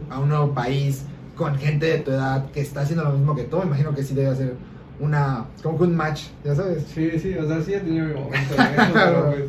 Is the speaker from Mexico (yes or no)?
yes; Yucatán, Mexico; sí, aquí en Yucatán, sí, aquí nací en Yucatán.